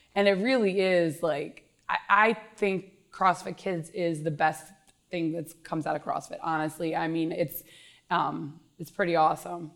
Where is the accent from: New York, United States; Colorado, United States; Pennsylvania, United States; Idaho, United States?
Pennsylvania, United States; King of Prussia; I grew up in Upper Marion, King of Prussia, Pennsylvania. I actually live in the house that I grew up in.